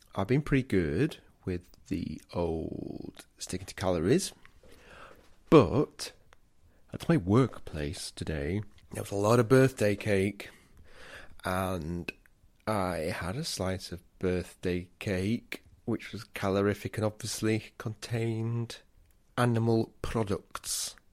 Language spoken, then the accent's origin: English; England, United Kingdom; me being English